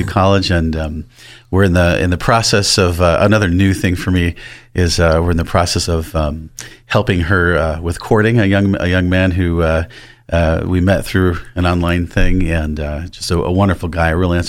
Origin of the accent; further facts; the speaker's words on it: Rochester, New York, United States; moved away; also born or lived in Buffalo, New York; I grew up in Rochester, New York, which is about an hour east of Buffalo. I went to college my last 2 years in Buffalo